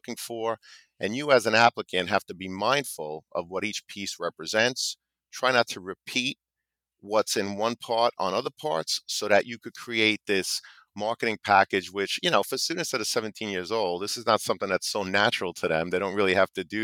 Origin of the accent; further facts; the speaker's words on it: New York, United States; I'm from New York